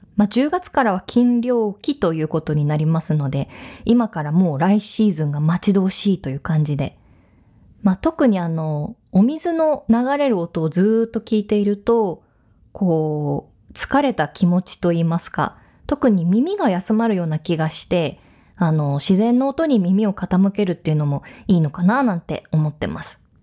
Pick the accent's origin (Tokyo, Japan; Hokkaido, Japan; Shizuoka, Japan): Hokkaido, Japan; moved away; そんな大好きなふるさと北海道なんですが